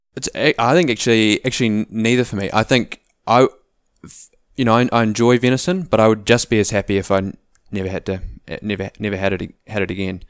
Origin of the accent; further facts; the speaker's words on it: Auckland, New Zealand; moved away as an adult; also born or lived in South Island; we grew up in Auckland as a family